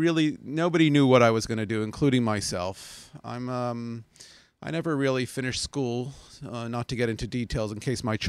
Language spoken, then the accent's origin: English; United States; When we lived in, I grew up in Muncie, actually.